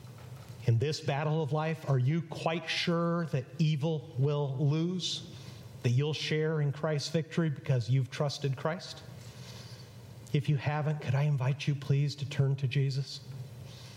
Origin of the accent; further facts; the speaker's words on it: Mexico; moved away; I grew up in Mexico